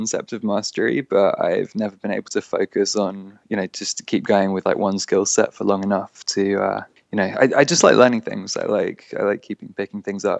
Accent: London, United Kingdom; I'm from London

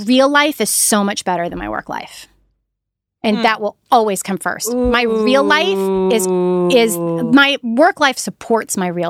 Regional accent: the South, United States; and I was raised in the South.

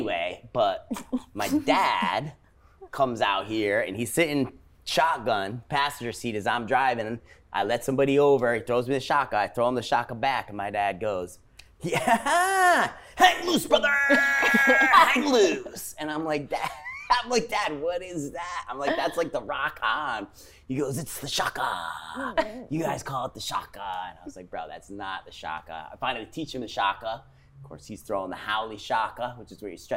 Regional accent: Japan; moved away; I grew up in Japan

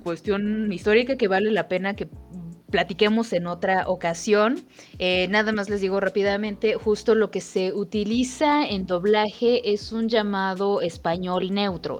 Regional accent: Mexico; accent: Mexican (Valley of Mexico); tenemos un acento sobre todo en el Valle de México

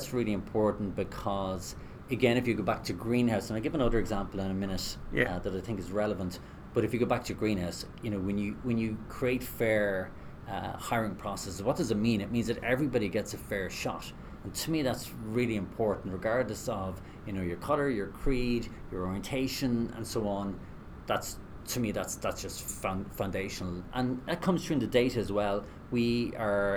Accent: west of Ireland, Ireland; from the west of Ireland. Both my parents were teachers, and growing up in Ireland in the 80s

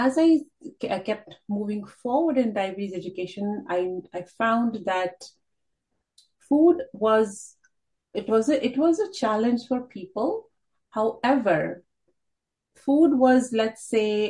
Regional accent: India; moved away as an adult; now in Canada; my initial education has been in India, and then I was in the teaching line, teaching high school. And then when we came to Canada

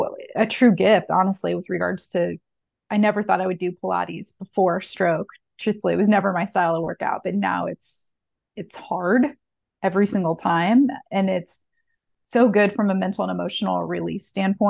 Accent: Indianapolis, Indiana, United States; I'm born and raised in Indianapolis

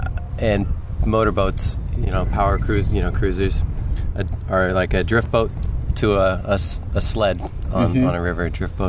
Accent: Olympia, Washington, United States; I grew up in Olympia.

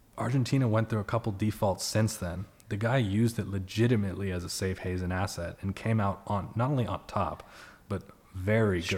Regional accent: Bay Area, California, United States; I grew up in the Bay Area.

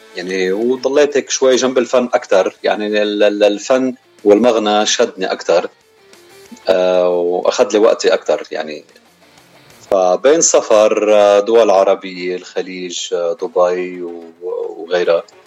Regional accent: Beirut, Beirut Governorate, Lebanon; moved away as an adult; also born or lived in Mazraat al-Daher, Chouf; now in United States; خلقت بهالبلدة وربينا ببيروت كل وقتنا

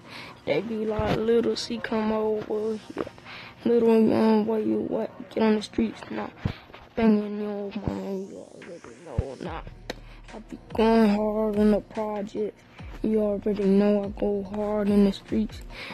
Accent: New Jersey, United States; I'm from the streets, where white, you already know. I'm from New Jersey, the Broncos, you already

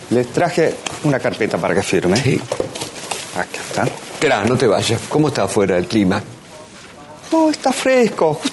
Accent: Argentina; also born or lived in South Korea; parte de lo que yo soy, este coreano argentino, más argentino que coreano, es también es por culpa y responsabilidad de mis maestros y sobre todo de mi maestra de primer grado.

